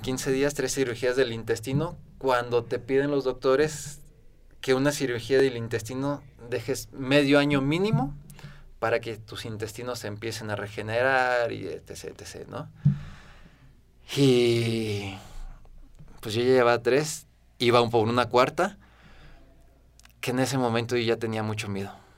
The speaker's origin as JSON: {"language": "Spanish", "region": "Guanajuato", "country": "Mexico", "tie": "born or raised there", "said": "soy originario de Guanajuato"}